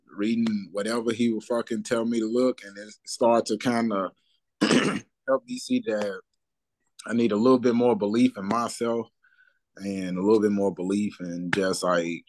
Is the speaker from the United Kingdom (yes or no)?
no; Memphis, Tennessee, United States; I'm coming from Memphis